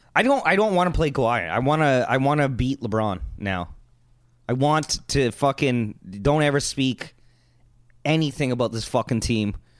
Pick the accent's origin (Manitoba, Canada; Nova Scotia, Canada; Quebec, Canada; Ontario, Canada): Ontario, Canada; Toronto; if I was born not in Toronto, somewhere else in Canada